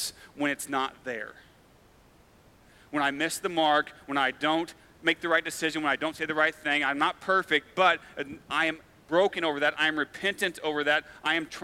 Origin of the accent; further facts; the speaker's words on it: Farmington, Missouri, United States; also born or lived in Fulton, Missouri; So I grew up in Farmington, which is a small town about an hour south of here.